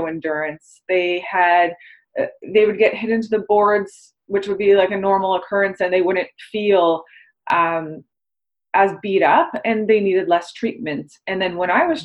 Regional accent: Toronto, Ontario, Canada; I'm from Toronto

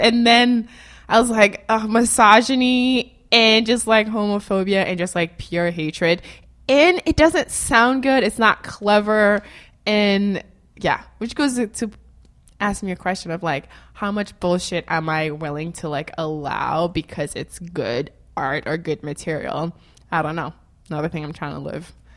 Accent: Nord, Haiti; also born or lived in Gonaïves; now in United States; I was born in Haiti

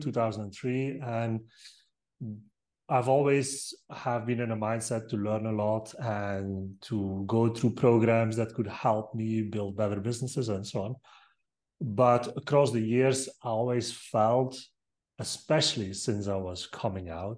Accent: Belgium; I'm from Belgium

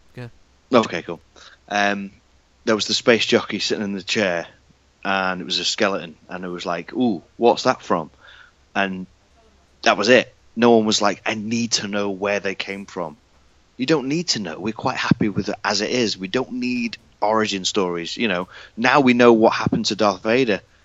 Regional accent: United Kingdom; I'm from the UK. You can tell by my accent.

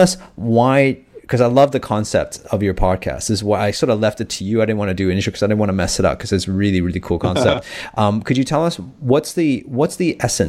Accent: Toronto, Ontario, Canada; moved away as an adult; now in Australia; we're both from Toronto and, you know, we've been away. Like, you know, you live in Bali, you lived in Korea, so I think for 4 years. I've been in Australia here for, you know, almost 14, 15 years now.

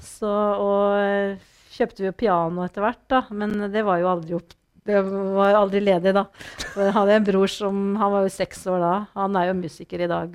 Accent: Norway; jeg vokste jo opp ved Vatnar

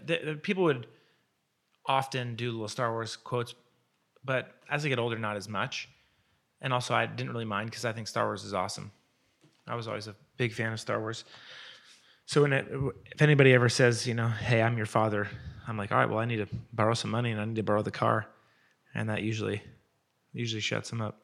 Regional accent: Portland, Oregon, United States; moved away as an adult; now in Los Angeles, United States; I was born in Portland, Oregon, and I lived there until I was a, probably eighteen.

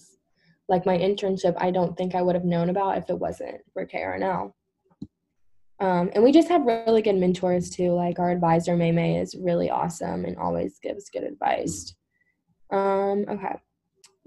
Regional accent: Louisville, Kentucky, United States; I'm from Louisville, an hour away.

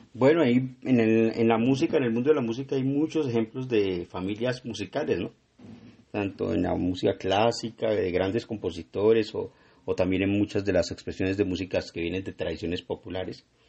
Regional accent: Tunja, Boyacá, Colombia; yo soy de Tunja

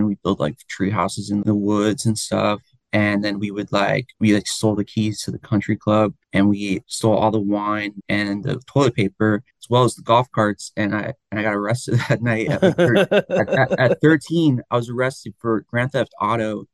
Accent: Florida, United States; also born or lived in Miami / Jacksonville; I'm originally from Florida. I grew up like between like Miami and Jacksonville

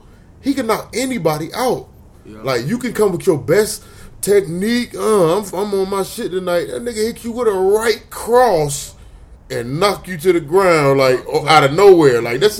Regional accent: Maryland, United States; I'm from Maryland.

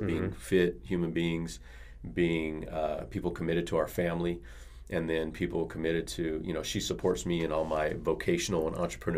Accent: Bakersfield, California, United States; I'm from Bakersfield, California.

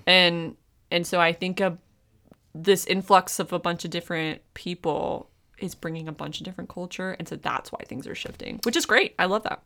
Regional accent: Raleigh, North Carolina, United States; I grew up in Raleigh

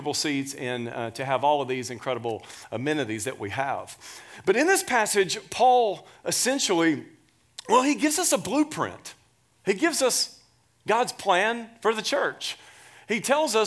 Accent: Nashville, Tennessee, United States; moved away as an adult; also born or lived in Alabama / Scottsdale, Arizona / Tempe, Arizona / Dallas, Texas; I was born and raised in Nashville, Tennessee

